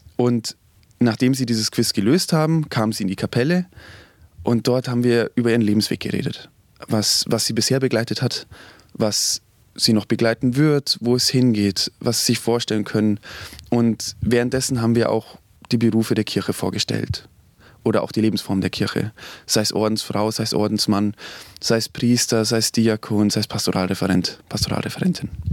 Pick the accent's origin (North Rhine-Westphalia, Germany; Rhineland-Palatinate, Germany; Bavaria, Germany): Bavaria, Germany; Oberammergau; ich komme aus Oberammergau